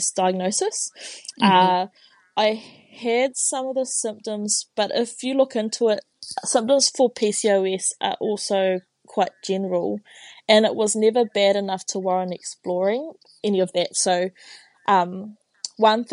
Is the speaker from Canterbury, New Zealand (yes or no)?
no; Tauranga, Bay of Plenty, New Zealand; first language Māori; English is a second language; moved away as an adult; now in Dunedin, New Zealand; I was born and raised in Tauranga in the North Island